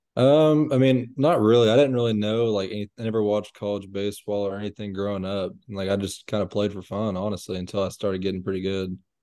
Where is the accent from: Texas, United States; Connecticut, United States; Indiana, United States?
Texas, United States; Bullard; I'm from Bullard, Texas